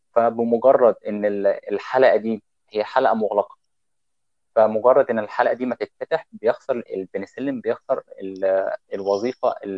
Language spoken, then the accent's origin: Arabic; Egypt; عندنا في مصر